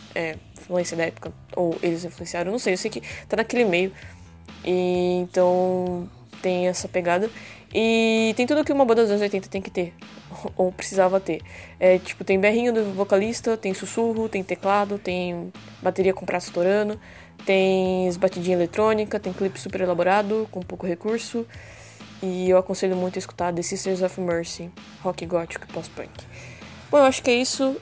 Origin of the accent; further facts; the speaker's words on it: São Paulo, Brazil; moved away as an adult; now in Ilha Comprida, Brazil; Eu sou de São Paulo, mas moro no litoral de Ilha Comprida há alguns anos.